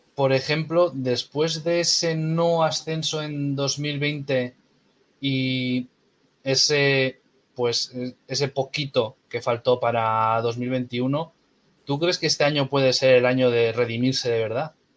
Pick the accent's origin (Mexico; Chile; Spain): Spain; Castro Urdiales, Cantabria; soy de Castro